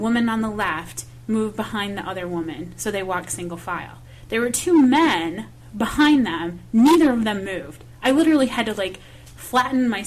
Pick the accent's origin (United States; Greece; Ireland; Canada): United States; the Midwest, Michigan; moved away; I'm from the Midwest